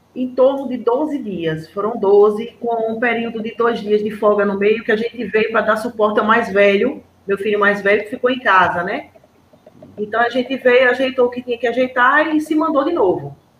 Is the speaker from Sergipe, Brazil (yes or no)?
yes; Aracaju, Sergipe, Brazil; eu sou de Aracaju, Sergipe.